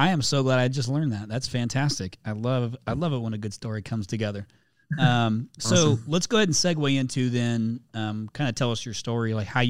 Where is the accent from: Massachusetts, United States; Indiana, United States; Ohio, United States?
Indiana, United States; I'm from Indiana originally. Yep. Grew up there.